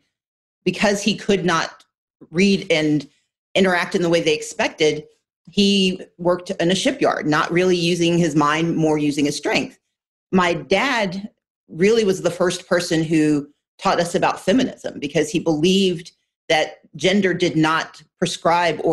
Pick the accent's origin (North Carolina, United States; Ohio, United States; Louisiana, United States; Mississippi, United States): Mississippi, United States; Gulfport; I grew up in Gulfport, Mississippi, which was one of the more liberal places in the state